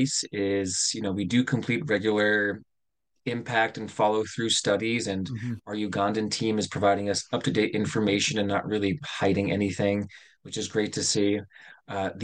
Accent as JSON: {"language": "English", "country": "United States", "said": "myself, which is from the United States."}